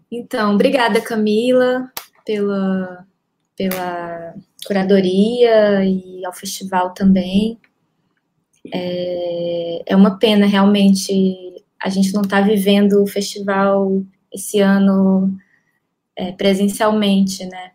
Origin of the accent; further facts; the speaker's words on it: Ceará, Brazil; now in Rio de Janeiro, Brazil; eu sou cearense, eu moro há uns 18 anos aqui no Rio